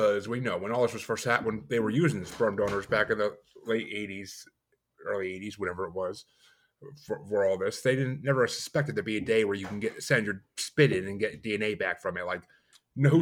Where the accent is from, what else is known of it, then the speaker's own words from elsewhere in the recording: New York, United States; now in Massachusetts, United States; I'm in Massachusetts now, but I grew up in New York.